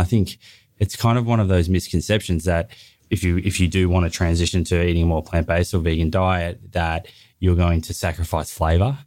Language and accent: English; Melbourne, Victoria, Australia; also born or lived in Bondi, Sydney; now in Sydney, Australia; I grew up in Melbourne